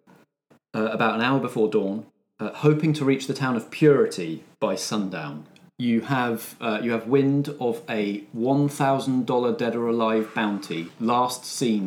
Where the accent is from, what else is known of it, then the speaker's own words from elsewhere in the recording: United Kingdom; I'm excited to see how, as British people who are generally a bit wary of guns, we all fit into the weapon-heavy, action-heavy Western genre.